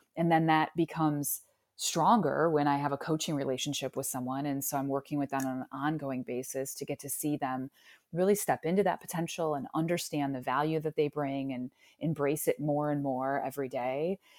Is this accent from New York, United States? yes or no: no; Parma, Ohio, United States; also born or lived in Cleveland, Ohio; So I was actually born and raised here in Cleveland. I grew up in Parma, Ohio